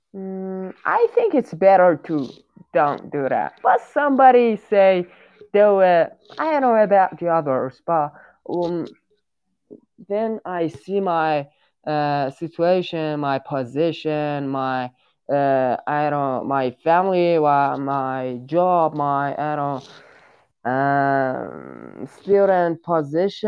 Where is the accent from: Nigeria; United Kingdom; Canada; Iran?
Iran; English is a second language; I'm from Iran.